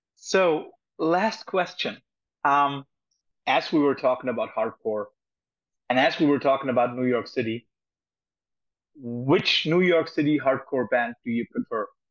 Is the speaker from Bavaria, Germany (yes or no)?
no; Cologne, North Rhine-Westphalia, Germany; Cologne, my hometown